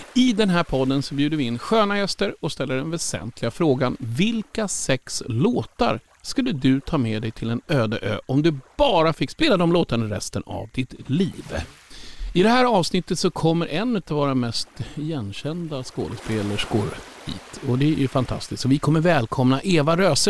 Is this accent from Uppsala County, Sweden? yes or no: no; Sollentuna, Stockholm County, Sweden; Jag är från Sollentuna, Töjnan. Bodde högst där uppe och hade Tensta som närmsta granne